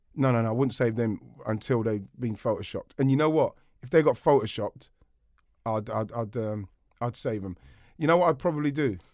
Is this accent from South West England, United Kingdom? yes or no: no; London, United Kingdom; We grew up in Brockley, Southeast London